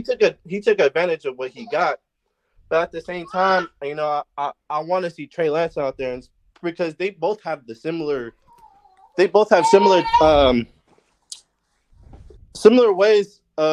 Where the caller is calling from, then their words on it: Hayward, California, United States; I'm calling from Hayward.